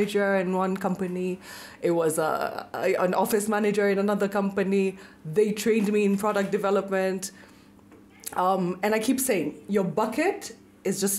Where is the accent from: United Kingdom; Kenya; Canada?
Kenya; Nairobi; also born or lived in Nakuru, Kenya / Washington DC, United States; I was born in Nakuru, lived there for literally less than a year, moved to Nairobi. My dad was in the army, and so raised in Nairobi